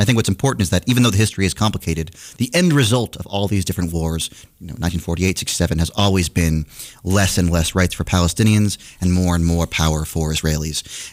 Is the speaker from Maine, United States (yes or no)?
yes; Norridgewock, Maine, United States; now in Boston, United States; I grew up in a tiny town in rural Maine initially